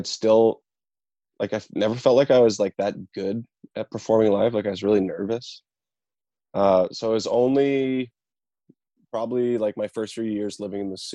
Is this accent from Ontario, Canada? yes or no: no; Boissevain, Manitoba, Canada; I took lessons in my hometown, Boisvain, and then I actually took classical guitar at the Brandon University through high school